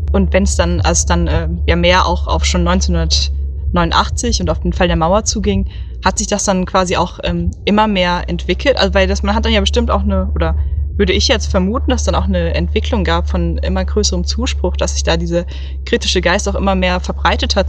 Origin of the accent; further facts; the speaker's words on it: Oberursel, Hesse, Germany; ich komme aus Oberursel bei Frankfurt am Main